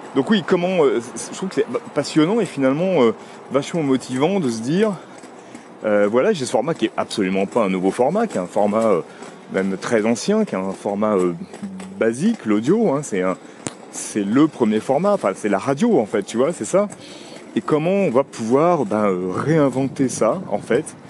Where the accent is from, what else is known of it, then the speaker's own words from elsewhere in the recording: Paris, Île-de-France, France; je suis un vrai Parisien finalement. Même si je suis né en banlieue et que j'habite en, très proche banlieue.